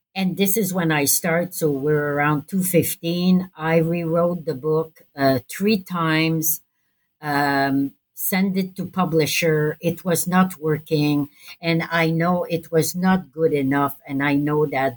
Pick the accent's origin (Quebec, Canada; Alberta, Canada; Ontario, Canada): Quebec, Canada; Montreal; I'm from Montreal